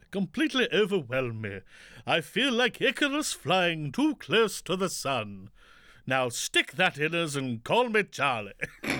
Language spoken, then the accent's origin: English; Yorkshire and the Humber, United Kingdom; accent: Yorkshire; West Yorkshire.